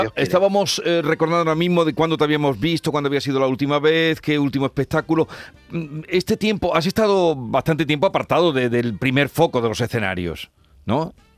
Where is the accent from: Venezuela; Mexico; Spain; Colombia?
Spain; Córdoba, Andalusia; los cordobeses